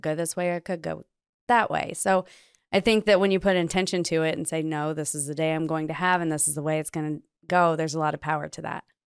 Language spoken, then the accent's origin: English; Phoenix, Arizona, United States; now in Iowa, United States; I lived in, uh, Phoenix for six years growing up